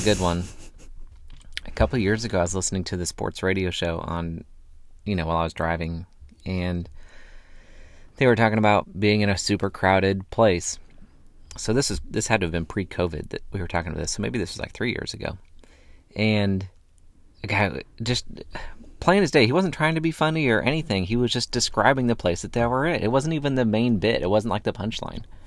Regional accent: Northwest, United States; moved away as an adult; also born or lived in the South; I grew up in a farm town

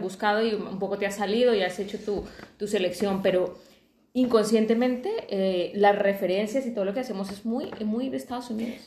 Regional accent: Colombia; now in Spain; yo que soy de Colombia

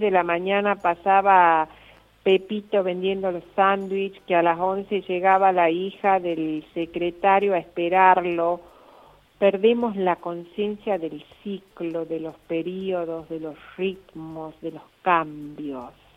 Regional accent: Lules, Tucumán, Argentina; now in Rosario, Argentina; soy tucumana, del Tucumán profundo. Soy de Lules y vivo en Rosario

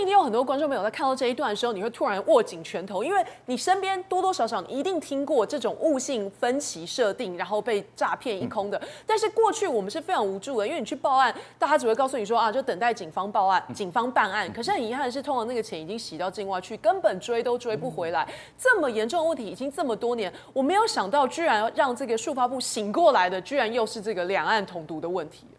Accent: Taipei, Taiwan; 这个连我台北人我都知道

